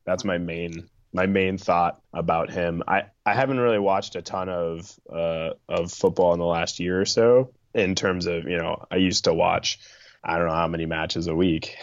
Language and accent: English; Midwest, United States; I grew up in the Midwest in the United States